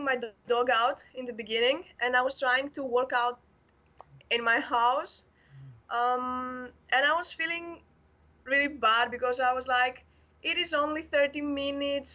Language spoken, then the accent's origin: English; Athens, Attica, Greece; I'm from Athens, Greece